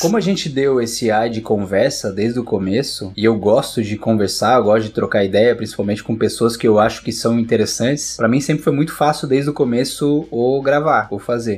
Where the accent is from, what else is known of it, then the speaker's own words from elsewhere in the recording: Curitiba, Paraná, Brazil; now in Florianópolis, Brazil; Eu também sou de Curitiba